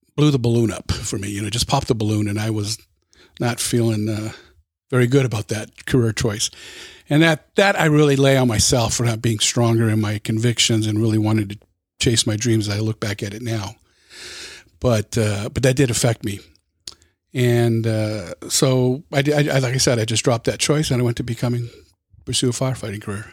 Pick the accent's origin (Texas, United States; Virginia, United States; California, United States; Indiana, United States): California, United States; Los Angeles County, Southern; I was born and raised in Southern California, in L A County